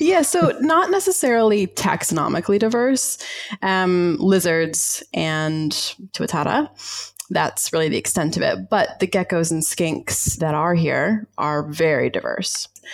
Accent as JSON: {"language": "English", "region": "Georgia", "country": "United States", "tie": "born or raised there", "also_born_or_lived": "Ozarks", "moved": "as an adult", "lives_now": "Wellington, New Zealand", "said": "I grew up down south in the southern US. I was born in the Ozarks and then raised um, in Georgia"}